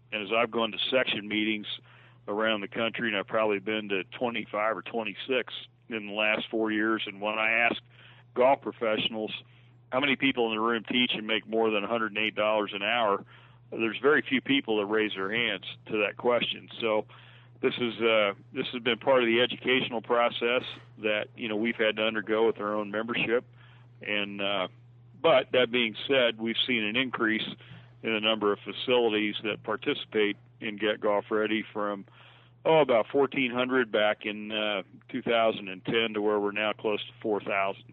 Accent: Logansport, Indiana, United States; I got a job working on a par three course in my hometown of Logansport, Indiana

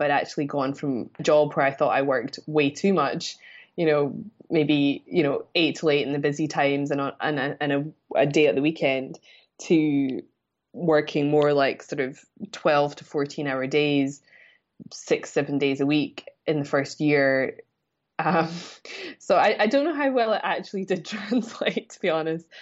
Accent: Scotland, United Kingdom; moved away as an adult; I'm originally from Scotland. Um, I've been away from there about thirteen years now.

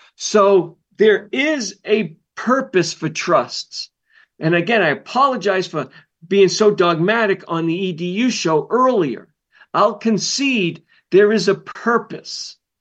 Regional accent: Massachusetts, United States; moved away; I grew up in Massachusetts.

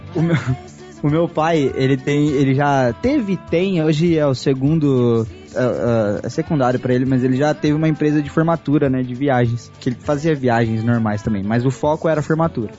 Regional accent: Brazil; eu, eu cresci no Brasil

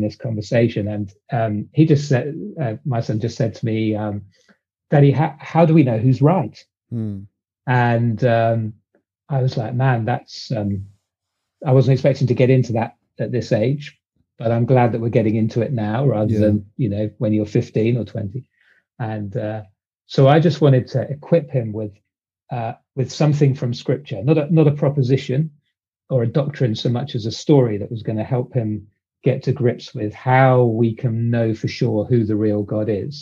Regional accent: United Kingdom; accent: British; also born or lived in London, England; I'm British, as you can probably tell from the accent.

